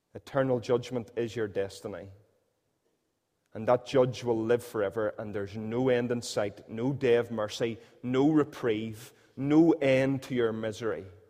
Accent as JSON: {"language": "English", "area": "Northern Irish", "region": "Northern Ireland", "country": "United Kingdom", "said": "we're Northern Irish"}